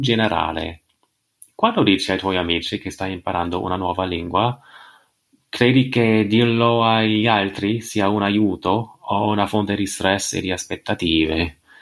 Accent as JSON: {"language": "Italian", "country": "United States", "second_language": "Italian", "said": "sono americano e sto imparando l'italiano ancora"}